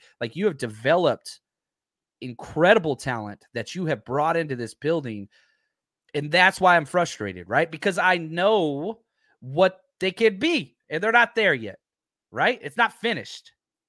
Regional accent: Texas, United States; I'm from Texas, man.

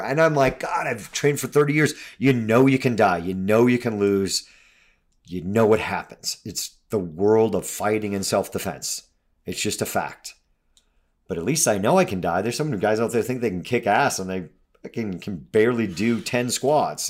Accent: United States; also born or lived in Colorado

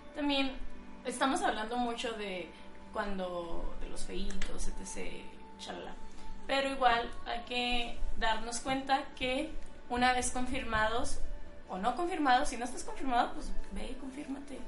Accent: Mexico

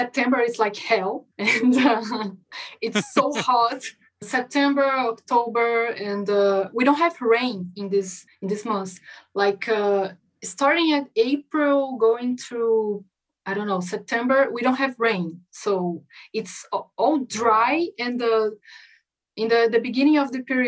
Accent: Brasília, Federal District, Brazil; English is a second language; I'm speaking from Brazil. I'm from Brasilia

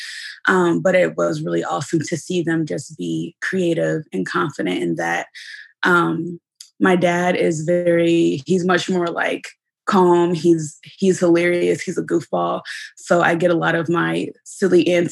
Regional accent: Dayton, Ohio, United States; also born or lived in Columbus, Ohio / New York; I'm originally from Dayton, Ohio. I was born and raised here.

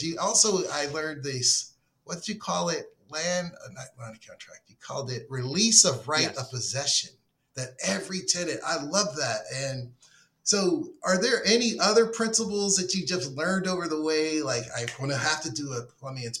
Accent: Pittsburgh, Pennsylvania, United States; moved away as an adult; now in Florida, United States; I'm from Pittsburgh

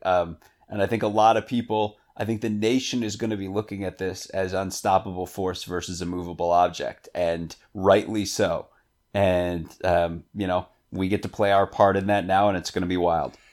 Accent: Northeast, United States; I grew up in the Northeast.

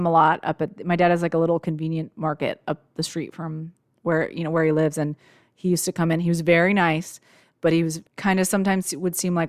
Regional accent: United States; we didn't see them because we're American

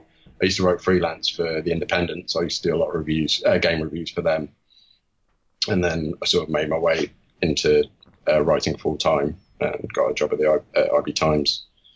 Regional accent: Leicester, East Midlands, United Kingdom; accent: Leicester; I'm originally from Leicester, so I've got a slight twang in my accent, which is kind of left over the years, but can't forget that I'm from the Midlands

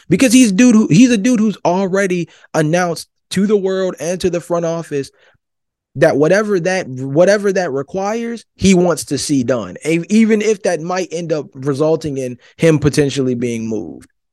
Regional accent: Georgia, United States; I'm from Georgia

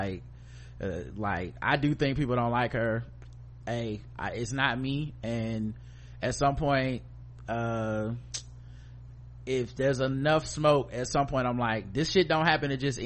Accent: Charlotte, North Carolina, United States; growing up in Charlotte, didn't grow up with that many African people

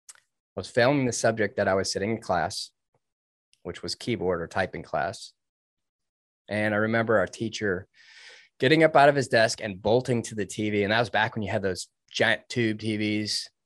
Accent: suburbs of Detroit, Michigan, United States; I grew up in Michigan. I was in the suburbs of Detroit

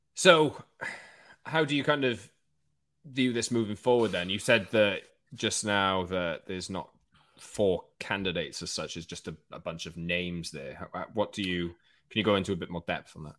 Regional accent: Wales, United Kingdom; I don't know whether you can tell in my accent, I'm a Welsh man

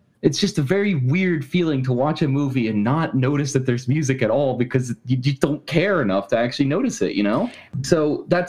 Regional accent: Alabama, United States; I was born in Alabama

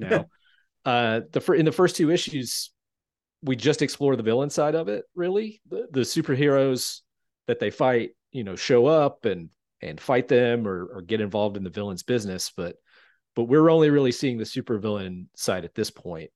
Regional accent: Shelby, North Carolina, United States; moved away; I grew up in a town called Shelby, North Carolina

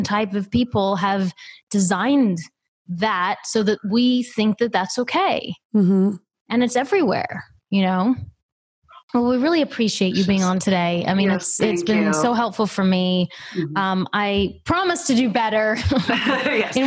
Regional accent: Australia; I'm from Australia

